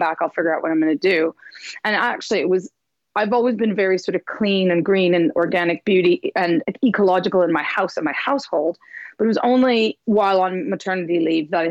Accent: Montreal, Quebec, Canada; moved away as an adult; now in London, United Kingdom; I'm from Montreal, which is in the east side of Canada in the French bit

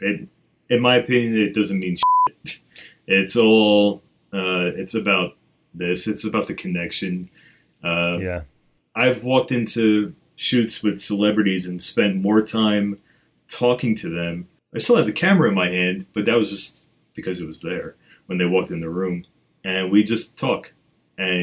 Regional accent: New York, United States; I'm from New York, and that's what we

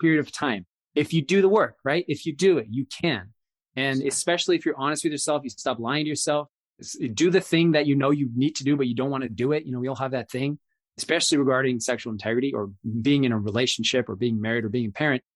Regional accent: Raleigh, North Carolina, United States; my old neighborhood that I grew up in in Raleigh, North Carolina

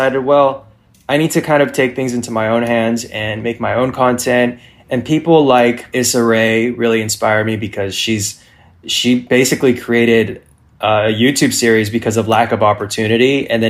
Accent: California, United States; now in Los Angeles, United States; No, I'm actually from Northern California, and I moved down to LA for two reasons.

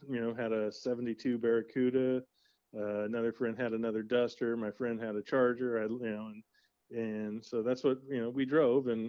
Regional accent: La Habra Heights, California, United States; I grew up in La Habra Heights

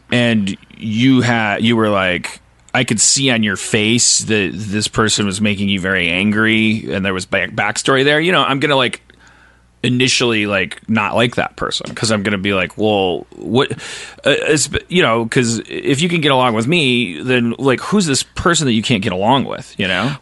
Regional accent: Wisconsin, United States; I'm from Wisconsin. I was raised in the 70s

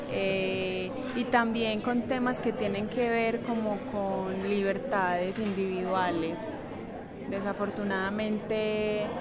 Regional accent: Medellín, Antioquia, Colombia; Eh, yo soy de acá de Medellín.

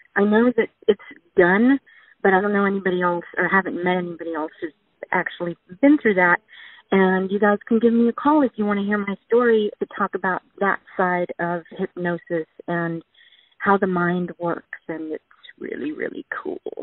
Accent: Texas, United States; I'm from Texas

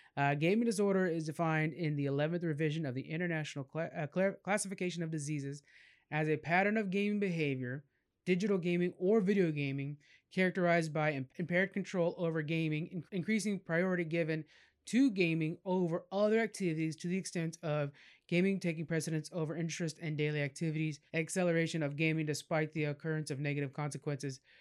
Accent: California, United States; I'm from California

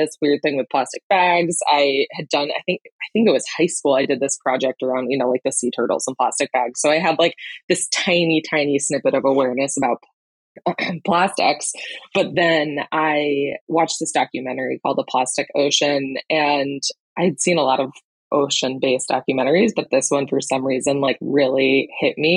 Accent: Camden, Maine, United States; moved away as an adult; also born or lived in Boston / Wyoming; I grew up in the Mid-Coast in Camden and was lucky enough to have a boat growing up

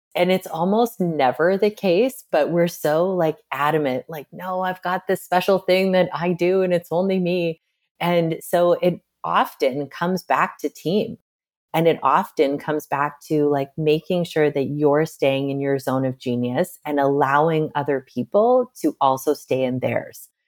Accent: Midwest, United States; I'm from the Midwest

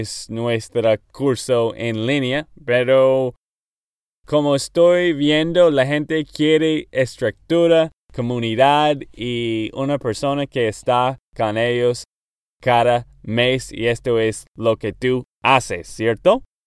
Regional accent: Texas, United States; Spanish is a second language; moved away as an adult; now in Nashville, United States; de Texas, Estados Unidos

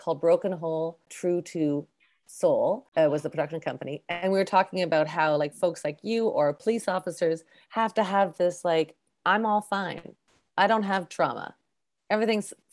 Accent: Canada; I'm first generation Canadian

